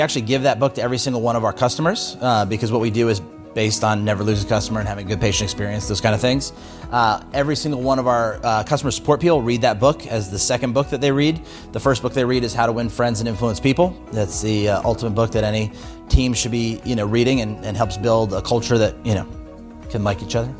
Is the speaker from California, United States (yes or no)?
yes; California, United States; born there; I was born on Camp Pendleton. Both my parents were Marines.